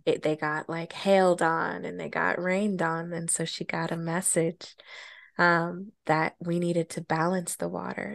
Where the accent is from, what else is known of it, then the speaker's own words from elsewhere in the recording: Colorado, United States; moved away; my childhood growing up in Colorado